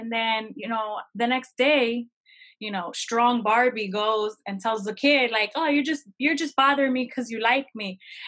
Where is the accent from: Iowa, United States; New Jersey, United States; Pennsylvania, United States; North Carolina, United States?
New Jersey, United States; also born or lived in Florida, United States; So I was born in Florida. I went to New Jersey at 4 months up until I was 14.